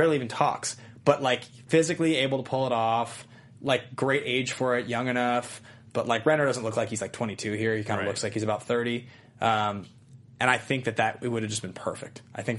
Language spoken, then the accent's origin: English; Cuba; I'm from Cuba.